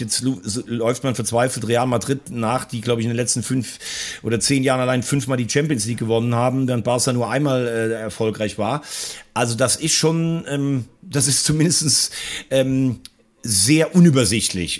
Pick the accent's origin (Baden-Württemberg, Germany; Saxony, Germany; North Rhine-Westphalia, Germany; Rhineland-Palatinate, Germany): Rhineland-Palatinate, Germany; Andernach; aus Andernach, da wo ich herkomme